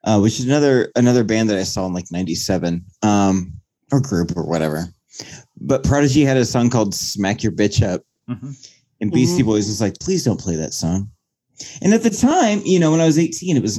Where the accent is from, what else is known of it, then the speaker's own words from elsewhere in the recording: Indiana, United States; We're all from Indiana